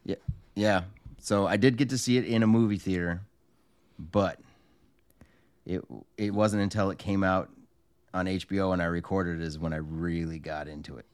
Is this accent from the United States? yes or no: yes; California, United States; Joey and I grew up in California